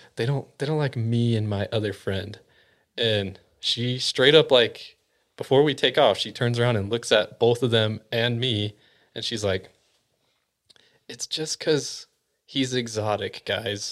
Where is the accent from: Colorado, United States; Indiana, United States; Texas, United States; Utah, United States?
Utah, United States; I was always the exotic one here in Utah